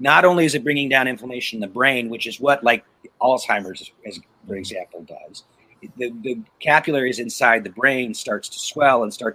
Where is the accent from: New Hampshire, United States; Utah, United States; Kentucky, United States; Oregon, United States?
Oregon, United States; Portland; I grew up in Oregon